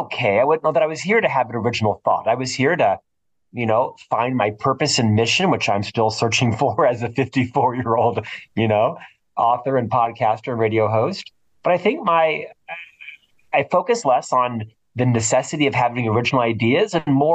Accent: Florida, United States; now in Salt Lake City, United States; I'm originally from Florida.

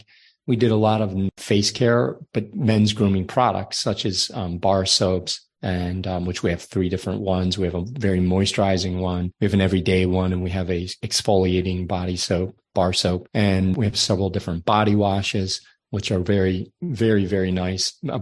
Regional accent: Ireland; I'm from Ireland, so my skin is very fair

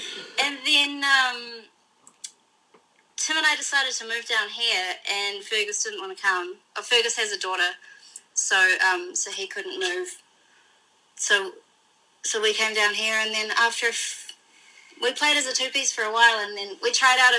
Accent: Gisborne, New Zealand; moved away as an adult; This is when I was in my hometown, Gisborne, which is a tiny place in the North Island

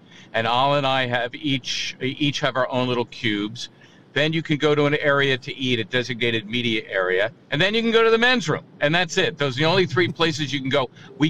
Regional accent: Philadelphia, Pennsylvania, United States; also born or lived in Mayfair, Philadelphia; So I'm from Somerton. Okay. I was actually born in Mayfair, but moved to Somerton when I was like six.

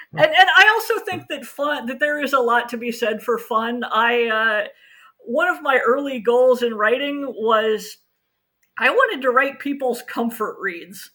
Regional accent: United States; Being an American myself

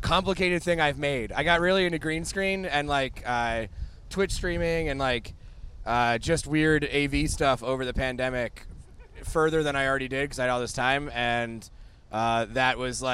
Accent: Pennsylvania, United States; moved away; I'm from Pennsylvania

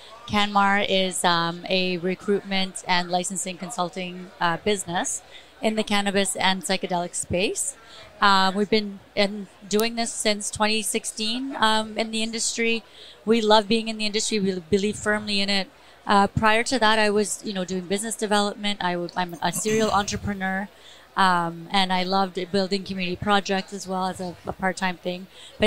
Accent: Vancouver, British Columbia, Canada; Oh, Vancouver, BC.

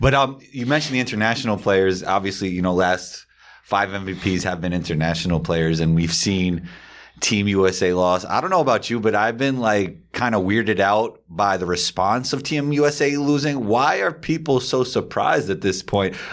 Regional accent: New York, United States; growing up in New York

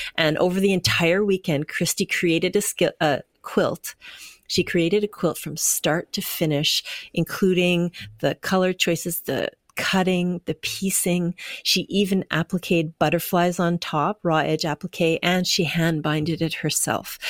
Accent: Winnipeg, Manitoba, Canada; moved away as an adult; now in British Columbia, Canada; I'm from Winnipeg, and I lived there for forty years before I moved to B C

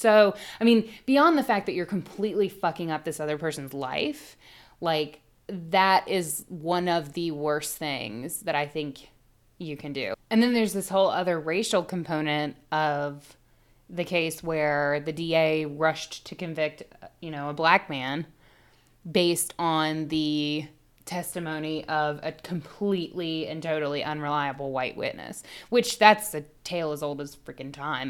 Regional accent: the South, United States; We're from the South

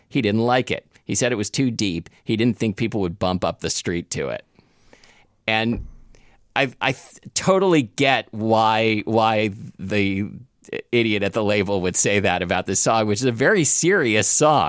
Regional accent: Atlanta, Georgia, United States; also born or lived in Iowa; I was born in Iowa and moved to Atlanta when I was a child. Every time I tell people I'm from Iowa, they go, there's black people there.

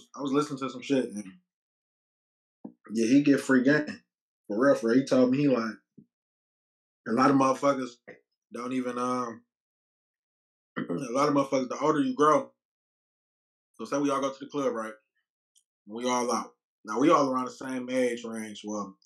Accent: Detroit, Michigan, United States; I'm from Detroit

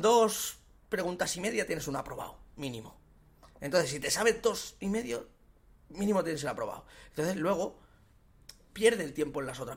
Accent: Sabadell, Catalonia, Spain; Yo soy de Sabadell

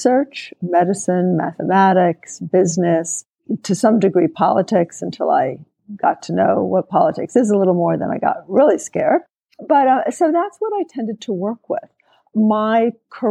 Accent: New York City, New York, United States; I grew up in New York City

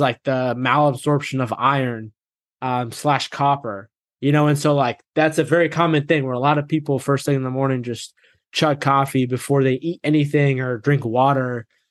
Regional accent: Massachusetts, United States; I grew up in Massachusetts

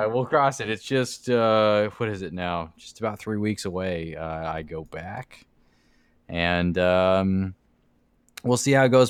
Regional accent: Florida, United States; we're from Florida

